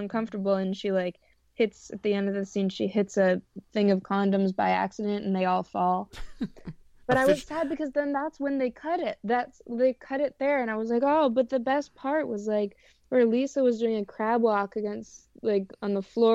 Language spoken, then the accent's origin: English; Canada; I'm from Canada, but I did have Scottish relatives